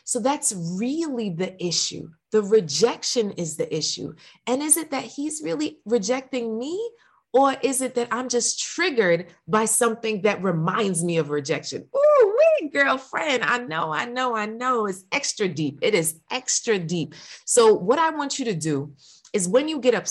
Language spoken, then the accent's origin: English; New York, United States; I'm from New York